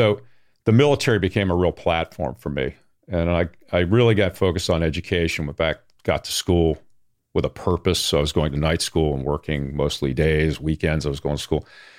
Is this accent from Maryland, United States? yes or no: yes; Baltimore, Maryland, United States; I grew up in the Baltimore area.